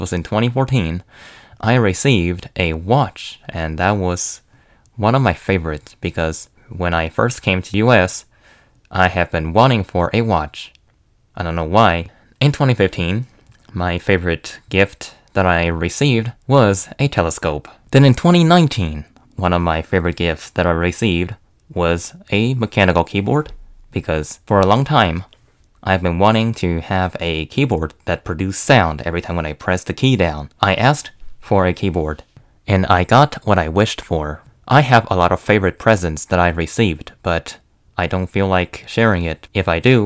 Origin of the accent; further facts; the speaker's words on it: China; now in United States; I am from China.